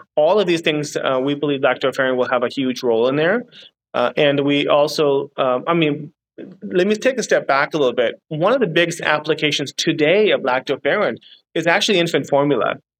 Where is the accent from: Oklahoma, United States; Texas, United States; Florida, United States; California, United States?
California, United States; moved away as an adult; now in Singapore; I'm from California as well